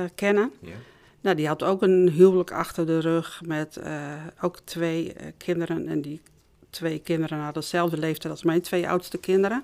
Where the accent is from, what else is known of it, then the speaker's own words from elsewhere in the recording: Noordhorn, Groningen, Netherlands; Ik ben opgegroeid in Noordhorn